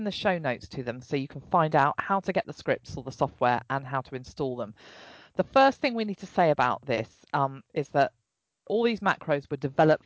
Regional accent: England, United Kingdom; the English one.

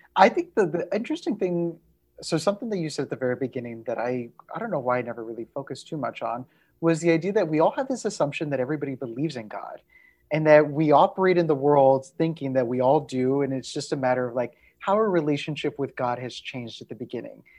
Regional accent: Texas, United States; somebody who shares my Tejano roots, a fellow Texas Mexican

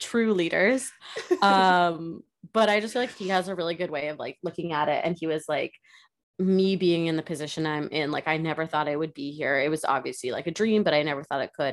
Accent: United States; I'm American

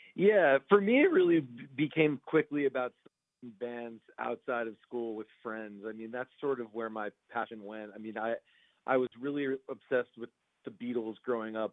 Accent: Roslyn, New York, United States; now in Los Angeles, United States; I'm from uh, Long Island, New York originally, but I live out here in uh, Los Angeles now.

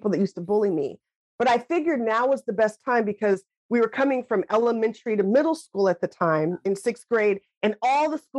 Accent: Lacey, Washington, United States; growing up in Lacey, Washington

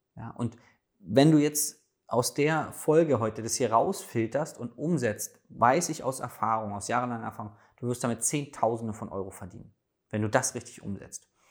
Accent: Berlin, Germany; als Berliner darf ich

